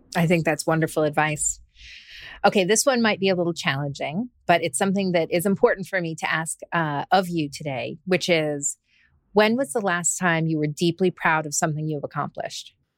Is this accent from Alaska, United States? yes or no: yes; Alaska, United States; when I was a little girl growing up in Alaska